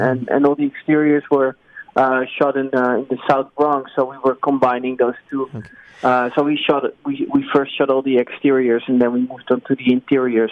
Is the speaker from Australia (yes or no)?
no; Netherlands; I came from Holland, which is where I am residing currently again